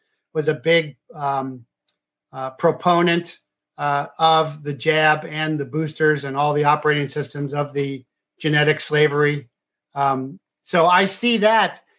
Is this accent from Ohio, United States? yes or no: yes; Cincinnati, Ohio, United States; I'm from Cincinnati